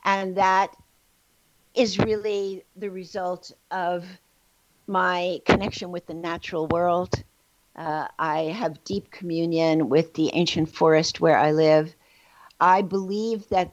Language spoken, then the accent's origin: English; New York City, New York, United States; I was born in the Bronx, New York, and in a very traumatic environment in my own home, but also in the world around me